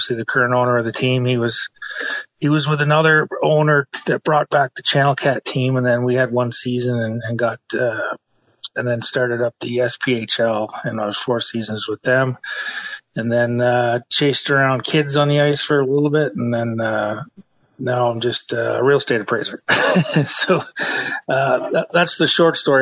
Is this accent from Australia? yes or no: no; Kingston, Ontario, Canada; moved away; being from Canada. I grew up in Kingston, Ontario